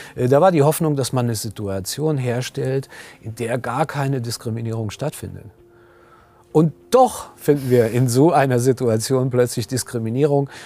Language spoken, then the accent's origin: German; Germany; ich bin vielleicht Professor oder ich arbeite an der Helmut Schmidt Universität, ich gehöre zu den Beschäftigten hier an meiner Universität, ich bin Mann, ich bin Deutscher